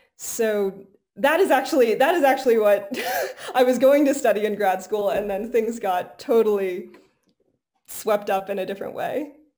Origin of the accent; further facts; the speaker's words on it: Golden, Colorado, United States; I was born in Golden, Colorado, so really close oh. to where we are